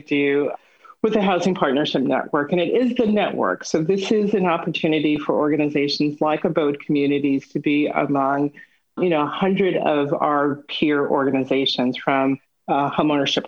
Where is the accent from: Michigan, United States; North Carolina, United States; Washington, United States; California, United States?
California, United States; Los Angeles; I am a native Angeleno. So I was born here in Los Angeles and South Los Angeles in particular